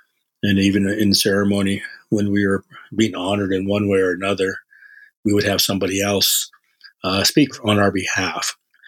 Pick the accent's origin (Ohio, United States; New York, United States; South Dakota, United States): South Dakota, United States; Yankton Sioux Reservation; I was born and raised in South Dakota on the Yankton Sioux Reservation. And I was in the 60s, totally dating myself. We grew up in a house, my grandpa's house, and my grandma's house